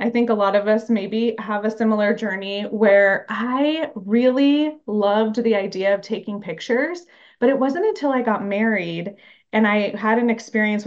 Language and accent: English; Phoenix, Arizona, United States; also born or lived in Mesa, Arizona / New York; I was born in Phoenix, Arizona, and I currently live in Mesa, Arizona.